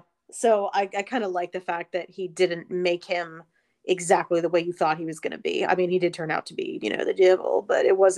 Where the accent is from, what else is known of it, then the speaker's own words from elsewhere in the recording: Virginia, United States; we're both from Virginia